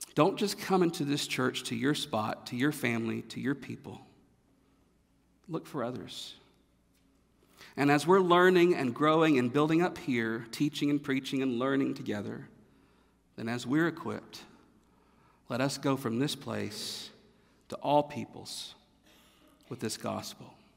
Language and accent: English; North Carolina, United States; moved away; I'm from North Carolina. I'm from the South.